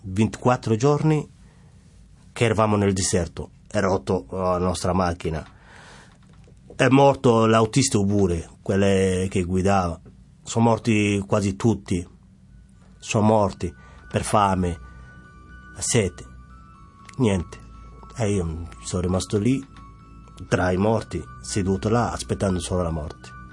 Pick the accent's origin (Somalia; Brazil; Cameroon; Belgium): Somalia; Mogadishu, Banaadir; Italian is a second language; moved away as an adult; also born or lived in Netherlands; now in Rome, Italy; vengo dalla Somalia, da Mogadiscio, eh, capitale.